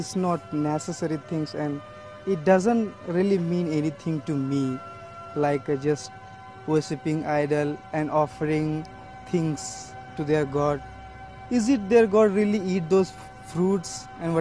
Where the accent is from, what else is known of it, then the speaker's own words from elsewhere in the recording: Jharkhand, India; now in Mizoram, India; I belong to the state of Jharkhand